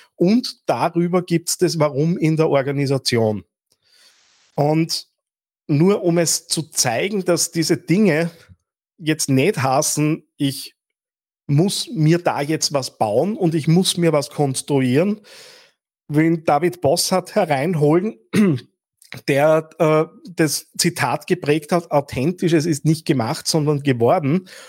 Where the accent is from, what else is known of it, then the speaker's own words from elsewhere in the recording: Linz, Upper Austria, Austria; als Linzer